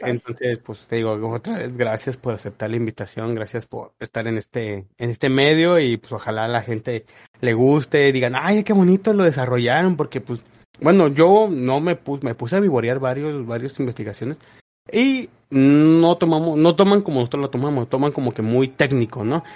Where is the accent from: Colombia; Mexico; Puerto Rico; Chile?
Mexico; nos da identidad como mexicanos